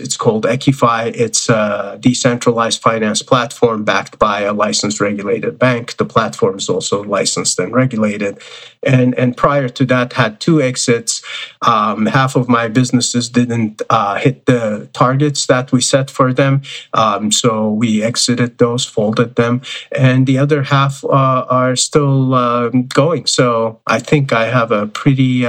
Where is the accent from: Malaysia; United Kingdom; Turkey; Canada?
Turkey; I was born in Turkey